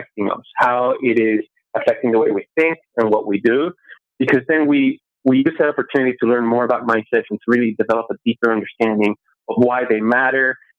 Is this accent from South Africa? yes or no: no; Venezuela; now in United States; I grew up in Venezuela in an apartment building where all the walls are cement